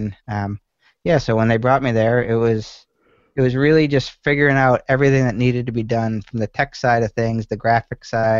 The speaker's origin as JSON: {"language": "English", "town": "Syracuse", "region": "New York", "country": "United States", "tie": "born there", "also_born_or_lived": "Montana / Colorado", "lives_now": "Naples, United States", "said": "I was born in Syracuse, went to school at UMass Amherst, and then right after that I went out west."}